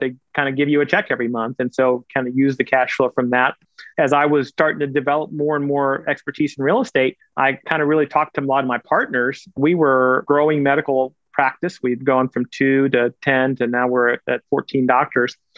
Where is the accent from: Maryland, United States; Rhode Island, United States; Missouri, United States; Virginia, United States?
Missouri, United States; Kansas City; also born or lived in India; I went to college and medical school in my hometown